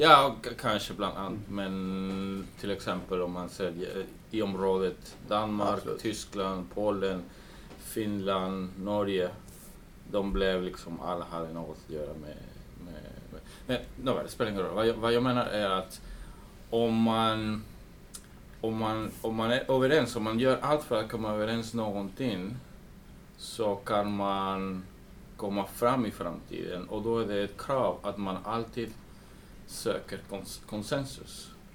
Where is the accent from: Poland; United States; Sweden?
United States; moved away; jag är uppvuxen i USA